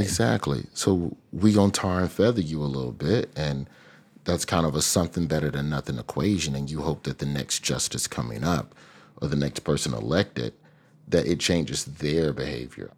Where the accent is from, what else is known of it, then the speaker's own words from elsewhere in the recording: Alabama, United States; my home state of Alabama